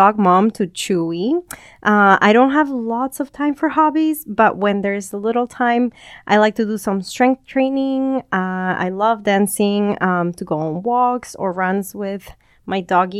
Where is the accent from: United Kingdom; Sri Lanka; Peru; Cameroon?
Peru; moved away as an adult; also born or lived in California, United States; now in Bakersfield, United States; I grew up in Peru, and then I moved to the States for college